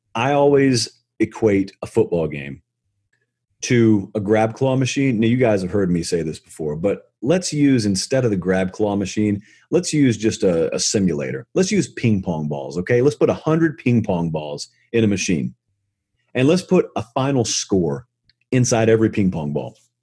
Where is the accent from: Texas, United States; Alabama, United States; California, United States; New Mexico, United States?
Alabama, United States; near Auburn; I grew up near Auburn